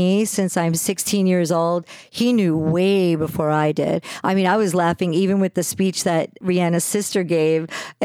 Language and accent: English; New Jersey, United States; I grew up in New Jersey and there was no honor system in New Jersey.